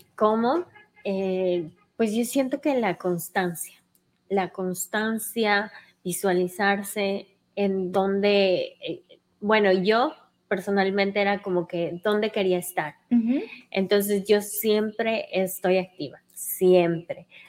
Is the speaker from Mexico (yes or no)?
no; Cuenca, Azuay, Ecuador; now in New York, United States; soy ecuatoriana, vengo de Cuenca, de un lugar que se llama Sinincay